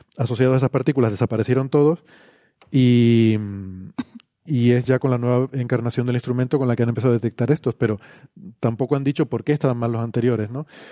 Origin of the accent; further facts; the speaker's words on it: Icod de los Vinos, Canary Islands, Spain; Ico de los Vinos, que es mi pueblo natal